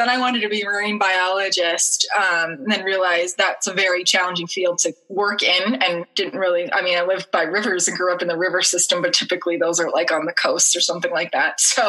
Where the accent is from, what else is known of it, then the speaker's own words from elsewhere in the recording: outside of Pittsburgh, Western Pennsylvania, United States; moved away as an adult; now in Rochester, United States; I grew up in Western Pennsylvania, outside of Pittsburgh for pretty much my whole life. Lived there until I was 20 about. Grew up in a very close family. We were Italian American